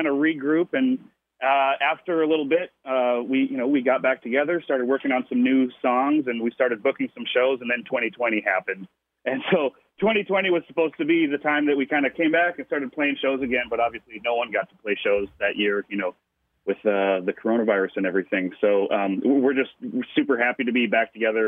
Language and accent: English; Minneapolis, Minnesota, United States; We're all from Minneapolis